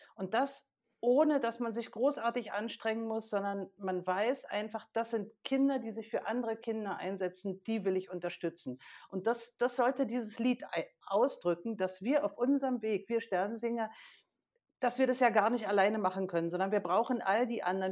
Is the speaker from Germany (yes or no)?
yes; Berlin, Germany; als aktives Gemeindemitglied bei uns in Berlin